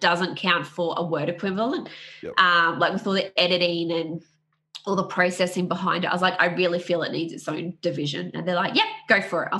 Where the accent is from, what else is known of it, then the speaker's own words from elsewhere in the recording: Australia; I'm from Australia